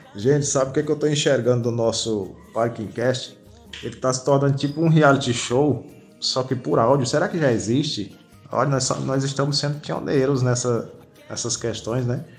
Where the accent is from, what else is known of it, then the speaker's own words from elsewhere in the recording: Rio Grande do Norte, Brazil; sou nordestino, natural do Rio Grande do Norte